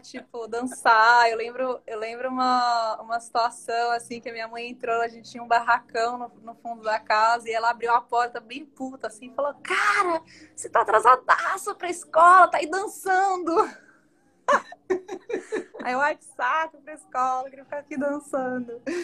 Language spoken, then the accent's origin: Portuguese; Varginha, Minas Gerais, Brazil; born or raised there; also born or lived in Belo Horizonte